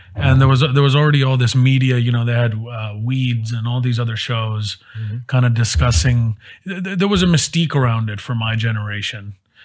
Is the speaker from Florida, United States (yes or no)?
yes; Miami, Florida, United States; moved away as an adult; also born or lived in Midwest; now in Dallas, United States; I've been in Dallas since 2012, moved here after college, and I grew up in Miami, Florida.